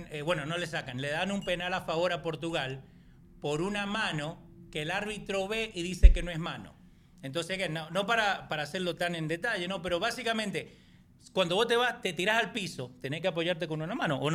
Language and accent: Spanish; Argentina; yo soy de Argentina y de Boca, chao.